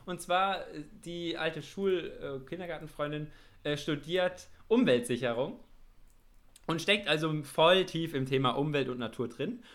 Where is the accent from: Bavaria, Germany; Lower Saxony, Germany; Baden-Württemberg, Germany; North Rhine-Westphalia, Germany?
Bavaria, Germany; Nuremberg metropolitan area; wir sind ja beide hier in dem Großraum Nürnberg aufgewachsen